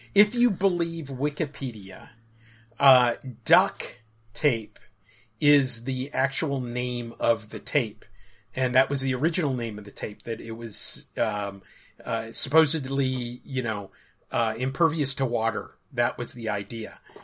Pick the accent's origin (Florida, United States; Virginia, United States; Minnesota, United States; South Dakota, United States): Minnesota, United States; Minneapolis; moved away; Minneapolis, where I grew up, was on the forty-fifth